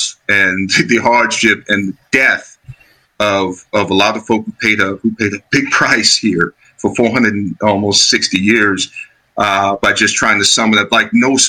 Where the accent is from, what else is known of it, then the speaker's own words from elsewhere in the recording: Chicago, Illinois, United States; Product of the South Side of Chicago, Illinois. I grew up in Roseland